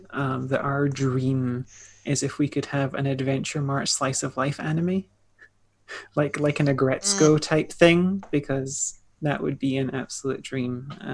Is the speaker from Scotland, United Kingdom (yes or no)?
yes; Scotland, United Kingdom; we're all Scottish devs.